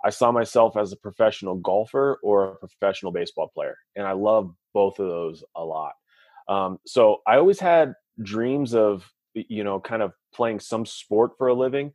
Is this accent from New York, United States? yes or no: no; Santa Maria, California, United States; I grew up on the Central Coast of California. That's where a small little town, Santa Maria